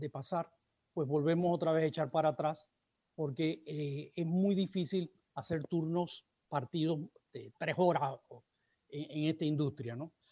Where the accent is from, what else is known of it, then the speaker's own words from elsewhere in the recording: Panama; Aquí los que tenemos que hacer el esfuerzo somos los panameños de cuidarnos nosotros mismos